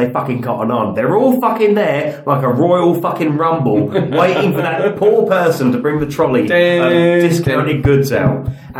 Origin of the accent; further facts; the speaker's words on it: United Kingdom; I'm extremely British about it.